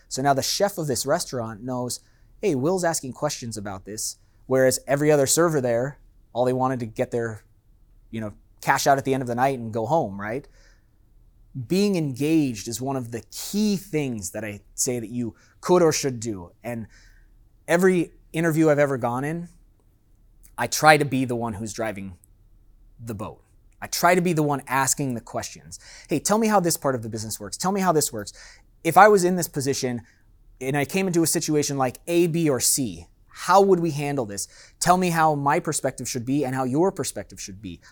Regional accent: San Diego, California, United States; moved away as an adult; now in Las Vegas, United States; I grew up in San Diego in Miramesa

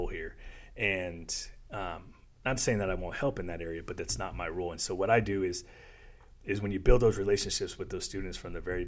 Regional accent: South Florida, United States; I grew up in South Florida

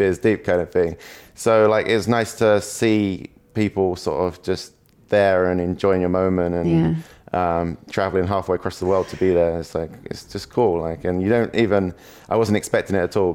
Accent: England, United Kingdom; first language English; being English

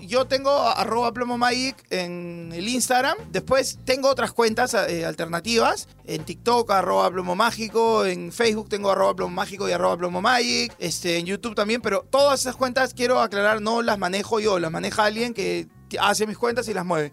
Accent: Arequipa, Peru; soy arequipeño

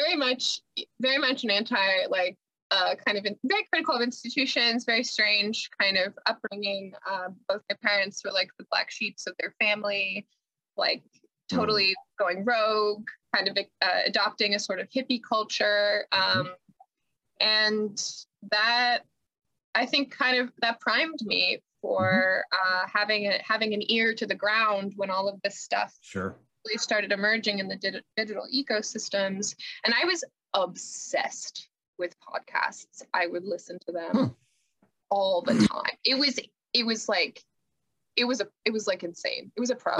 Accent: Olympia, Washington, United States; I grew up in Olympia

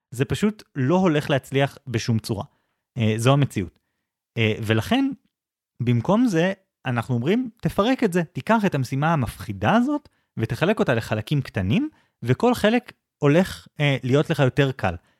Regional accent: Israel

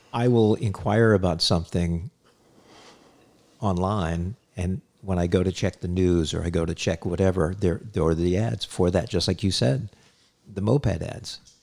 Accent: Hyannis, Massachusetts, United States; I grew up in Cape Cod, Massachusetts, in Hyannis

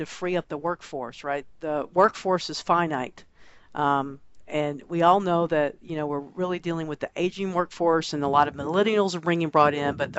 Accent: Texas, United States; I'm a Texan and born in the U.S.

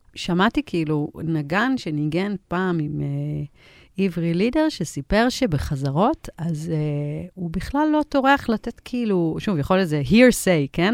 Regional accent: Israel; also born or lived in United States; נולדתי בארצות הברית, ועברתי לארץ בגיל שלוש

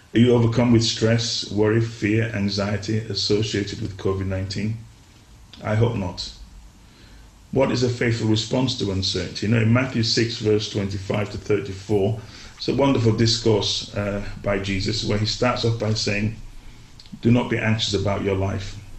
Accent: Nigeria; now in England, United Kingdom; I grew up in Nigeria for a large part of my life

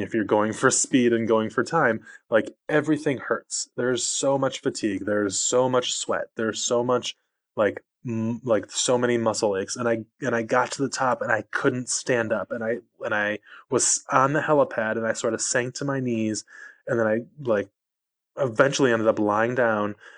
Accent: outside Detroit, Michigan, United States; moved away; also born or lived in Los Angeles, United States; I grew up outside Detroit

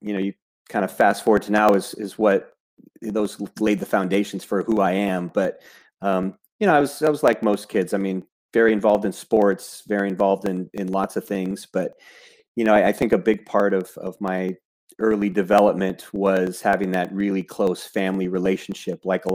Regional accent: Southern California, United States; I grew up in Southern California as kind of your typical Southern California kid

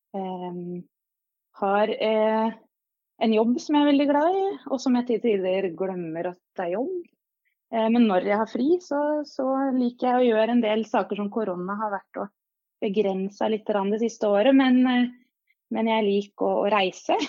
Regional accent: Hamar, Innlandet, Norway; accent: Hamar dialect; moved away as an adult; also born or lived in Kongsvinger; now in Oslo, Norway; jeg ble født faktisk på Kongsvinger. Men eh, etter tre år der så eh, fikk jeg oppveksten min på Hamar

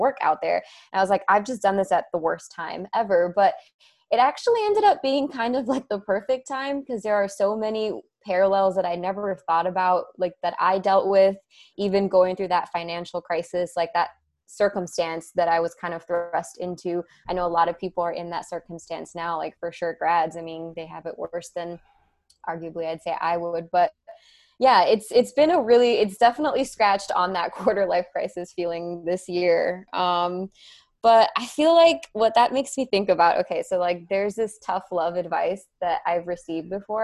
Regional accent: Miami, Florida, United States; moved away as an adult; now in Western North Carolina, United States; I was born and raised in Miami.

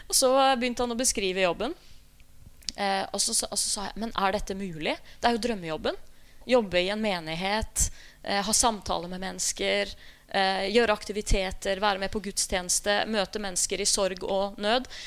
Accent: Skien, Telemark, Norway; jeg begynte å øve i smug i menneskelokalet hjemme i Skien

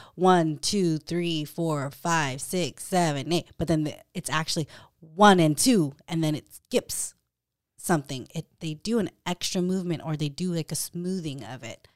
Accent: Stockton, California, United States; moved away; I'm from Stockton

